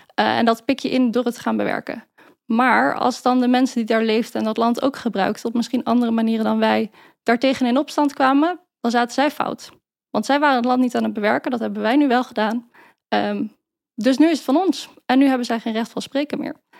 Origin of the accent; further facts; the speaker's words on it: Maarssen, Utrecht, Netherlands; now in Utrecht, Netherlands; Ik ben opgegroeid in Maarsen, Zandweg-Oostert om precies te zijn